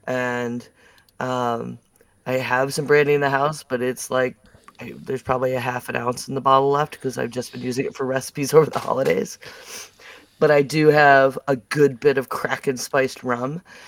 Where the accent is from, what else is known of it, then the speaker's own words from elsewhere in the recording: Buffalo, New York, United States; now in North Carolina, United States; Because I'm from Buffalo.